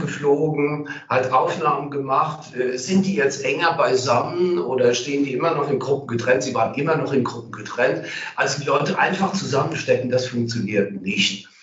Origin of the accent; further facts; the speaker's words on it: Cologne, North Rhine-Westphalia, Germany; als Kölner